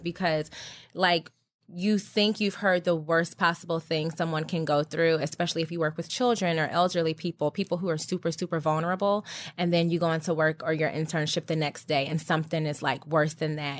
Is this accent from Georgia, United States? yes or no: yes; Georgia, United States; also born or lived in Virginia; I'm from Georgia and, well, born in Virginia, but my dad retired in Georgia. Anyway, so I basically grew up in Georgia